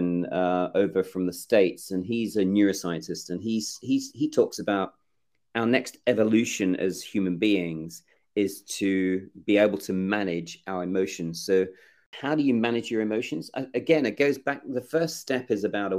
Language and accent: English; Australia; also born or lived in England; I'm English born. I grew up in Australia, and I was adopted at 18 months.